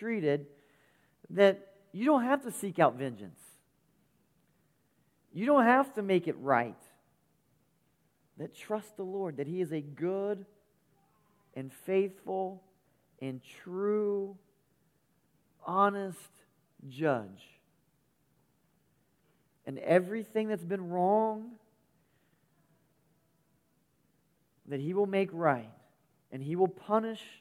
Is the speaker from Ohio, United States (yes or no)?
no; West Virginia, United States; So West Virginia, sir